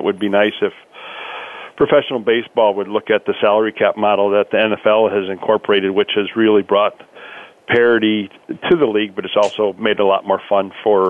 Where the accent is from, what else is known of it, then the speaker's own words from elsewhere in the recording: Green Bay, Wisconsin, United States; I grew up in the Green Bay, Wisconsin area